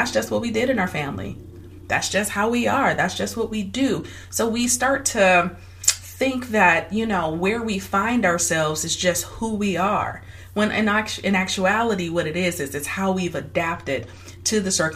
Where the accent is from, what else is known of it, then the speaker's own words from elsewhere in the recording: Detroit, Michigan, United States; I was born and raised in Detroit, Michigan.